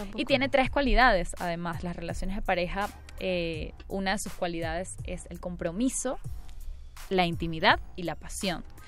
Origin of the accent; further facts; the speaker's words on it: Venezuela; now in Mexico; Yo soy de Venezuela